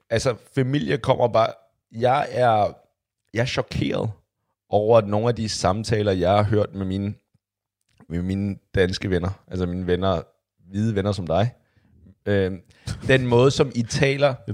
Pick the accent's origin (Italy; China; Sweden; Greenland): China; Lige noget baggrund. Jeg er fra Kina